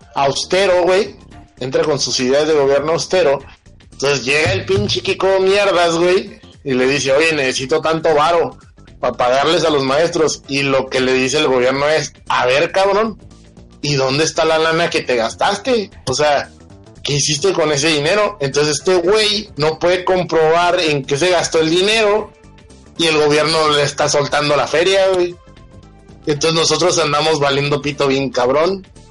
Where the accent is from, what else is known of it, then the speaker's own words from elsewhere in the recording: Mexico; somos culos los mexicanos